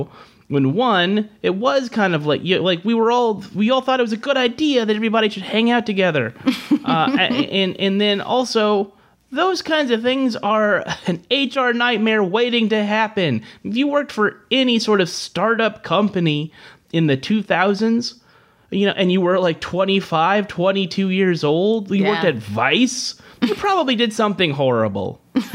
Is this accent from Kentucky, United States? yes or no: no; Merced, California, United States; Merced, California. {S0} Okay. {S2} So it's 5 hours north of L.A. Small town, best known now for having a University of California campus.